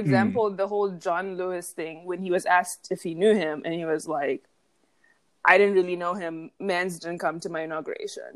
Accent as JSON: {"language": "English", "country": "Zimbabwe", "tie": "born or raised there", "also_born_or_lived": "Austin, Texas, United States", "moved": "yes", "lives_now": "New York, United States", "said": "I grew up in Zimbabwe"}